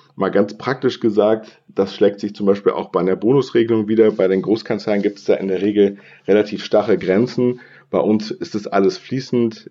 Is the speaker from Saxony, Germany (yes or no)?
no; Bonn, North Rhine-Westphalia, Germany; moved away as an adult; also born or lived in Passau / Hamburg; ursprünglich komme ich aus Bonn und bin Rheinländer